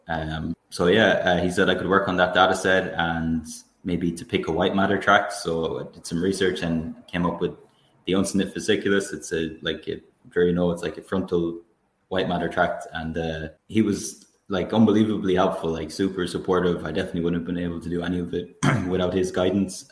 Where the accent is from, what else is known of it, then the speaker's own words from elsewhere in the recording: Tuam, Connacht, Ireland; also born or lived in Galway City; I grew up in Tuam in Galway, County Galway in Ireland. I'm currently living in Galway City.